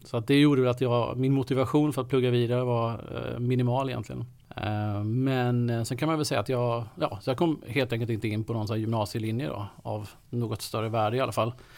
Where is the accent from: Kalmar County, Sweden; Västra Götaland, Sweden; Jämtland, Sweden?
Kalmar County, Sweden; moved away as an adult; now in Stockholm, Sweden; jag är uppväxt på, eh, på Öland